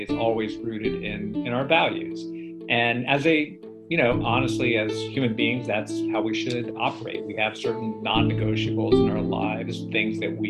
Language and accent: English; Florida, United States; also born or lived in Orlando, Florida; us Floridians